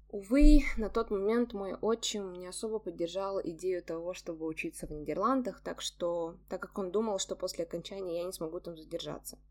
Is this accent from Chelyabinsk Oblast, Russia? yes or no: yes; Chelyabinsk, Chelyabinsk Oblast, Russia; moved away as an adult; now in Cyprus; от людей из моего города Челябинска